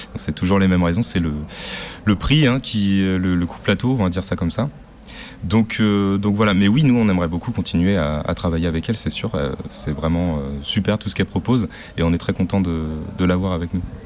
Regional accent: Brittany, France; comme je suis breton aussi

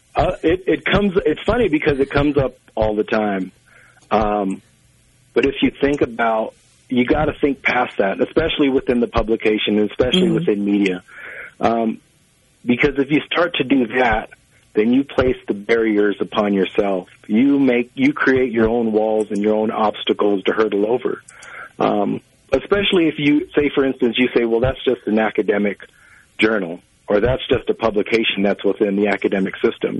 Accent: Santo Domingo Pueblo, New Mexico, United States; I'm from Santo Domingo, Pueblo

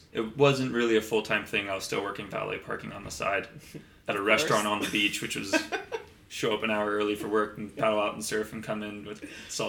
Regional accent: Encinitas, California, United States; my brother and I, we were born and raised in Encinitas, only a mile away from where the property is.

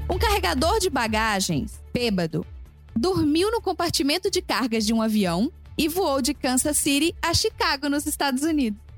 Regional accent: Brazil; now in United States; Porque a minha mala, quando chegou, quando eu vim do Brasil pra cá, ela chegou suja de lama. E meu voo era direto. E era de São

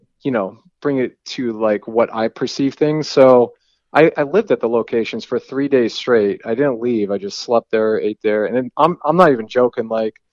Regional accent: New England, United States; also born or lived in San Jose, California; now in New Hampshire, United States; I was born in San Jose, California, and then I moved when I was one. My parents drove across the country to New England

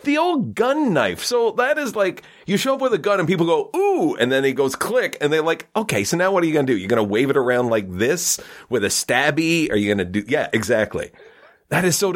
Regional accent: small town Ontario, Canada; I'm from small town Ontario

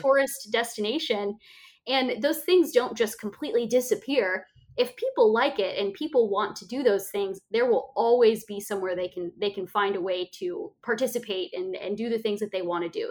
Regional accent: Bend, Oregon, United States; moved away; which is in my my home state, not my home state anymore, but where I'm from in Bend, Oregon

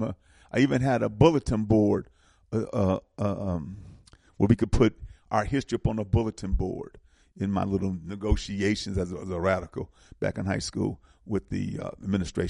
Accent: Milwaukee, Wisconsin, United States; I'm from Milwaukee

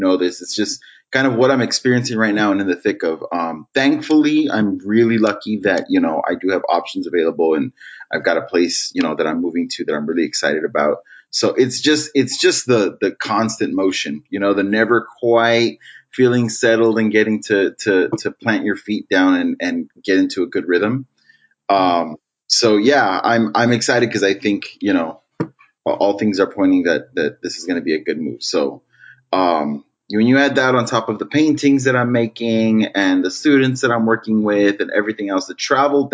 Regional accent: Los Angeles, California, United States; I grew up in LA in Boyle Heights

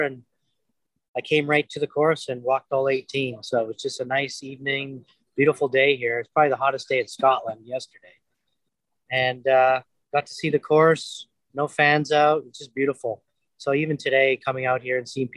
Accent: Moose Jaw, Saskatchewan, Canada; born or raised there; also born or lived in Moss Bank

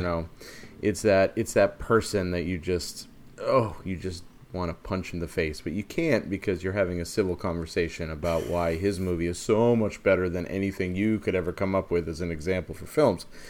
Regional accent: Maine, United States; growing up in Maine

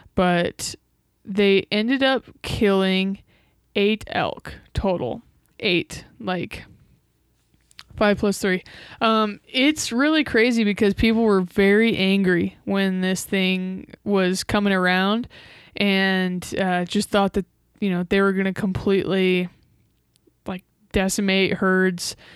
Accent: Nebraska, United States; Nebraska, my home state

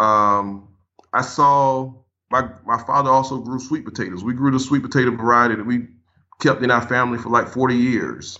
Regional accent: Paxville, South Carolina, United States; I grew up in South Carolina, little area called Packsville, South Carolina, home branch area, just outside of Manning.

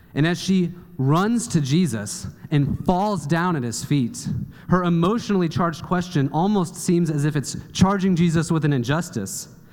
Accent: Kansas City, United States; I grew up in Kansas City, and I did not see the ocean until I was 18 years old

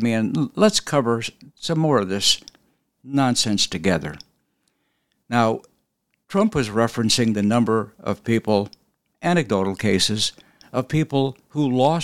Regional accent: Mesa, Arizona, United States; I grew up in Mesa, Arizona, and went to undergrad school at the University of Arizona. So I'm a longtime Arizonan

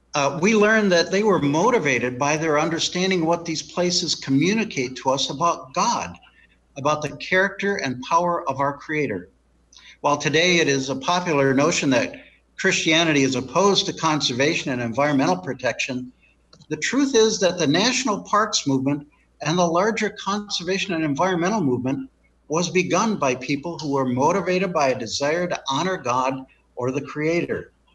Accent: Michigan, United States; moved away as an adult; also born or lived in Omaha, Nebraska; I grew up in Michigan

